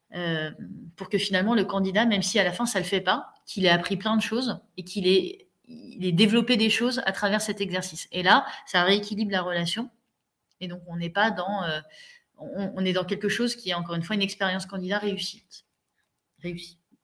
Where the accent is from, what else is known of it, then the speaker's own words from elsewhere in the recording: Mandelieu-la-Napoule, Provence-Alpes-Côte d'Azur, France; moved away as an adult; also born or lived in Paris / Lille / Spain / Casablanca; je suis née à Paris, j'ai fait 0-10 ans à Paris et je suis dans le sud de la France à 10 ans, mes parents ont déménagé là-bas. Je me suis retrouvée à Mandelieu-la-Napoule